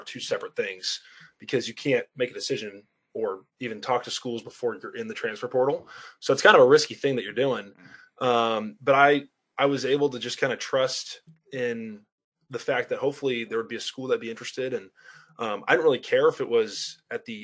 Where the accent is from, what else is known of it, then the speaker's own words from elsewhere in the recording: Carmel, California, United States; I'm from Carmel, California